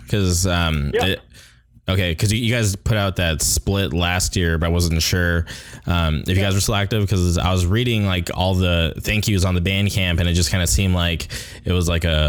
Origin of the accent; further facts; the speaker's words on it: Orange County, California, United States; My hometown, Orange County.